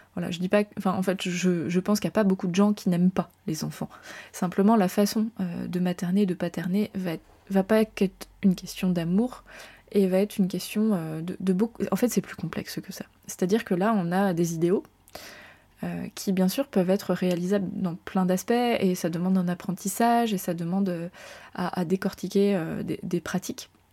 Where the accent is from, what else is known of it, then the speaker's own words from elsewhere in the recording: France; je suis française